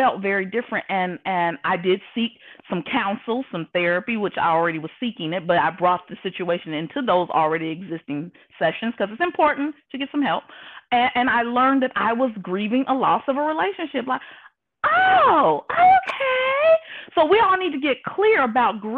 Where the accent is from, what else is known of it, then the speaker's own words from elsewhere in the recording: Indianapolis, Indiana, United States; moved away as an adult; now in Houston, United States; from Indianapolis, Indiana, living now in Houston, Texas